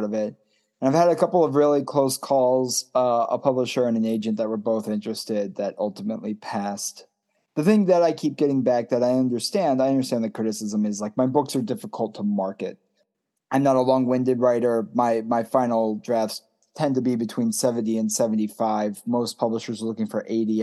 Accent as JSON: {"language": "English", "town": "Baltimore", "region": "Maryland", "country": "United States", "said": "I'm from Baltimore and very much a proud Baltimorean."}